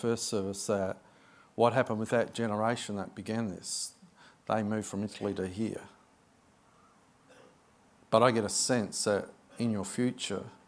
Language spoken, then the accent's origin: English; Adelaide, South Australia, Australia; moved away as an adult; now in Sydney, Australia; This is my hometown. I was born in Adelaide. I grew up in Adelaide, not far from you guys. And I moved to Sydney